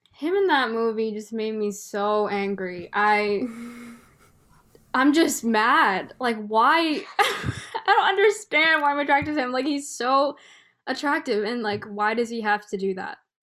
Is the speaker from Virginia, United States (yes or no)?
no; Bay Area, California, United States; born and raised in the Bay Area